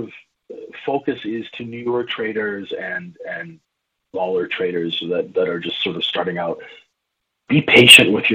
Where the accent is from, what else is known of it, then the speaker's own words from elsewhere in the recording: Saskatchewan, Canada; Growing up in Saskatchewan